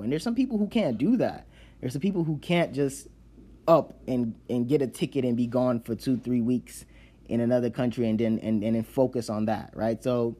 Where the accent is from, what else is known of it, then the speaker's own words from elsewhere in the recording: Nigeria; accent: Nigerian; English is a second language; now in United States; I have to try very hard to sustain my Nigerian accent, but it's not my default accent anymore because of how long I've been in America